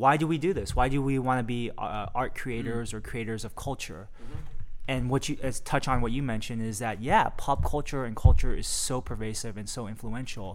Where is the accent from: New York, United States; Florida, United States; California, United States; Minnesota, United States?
California, United States; Milpitas; moved away as an adult; now in Los Angeles, United States; I moved to LA about 5 years ago. No, 4 years ago from the Bay Area. Oh. Yeah, I'm from Milpitas. South Bay in the Bay Area